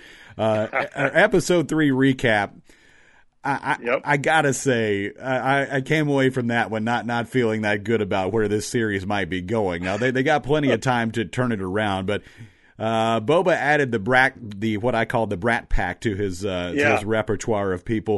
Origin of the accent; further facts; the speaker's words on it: Louisville, Kentucky, United States; I grew up in Kentucky. I lived in Louisville then. I was about 11 or 12 years old.